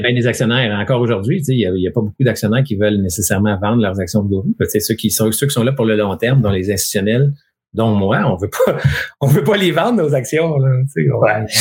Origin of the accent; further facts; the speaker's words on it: Quebec, Canada; on est québécois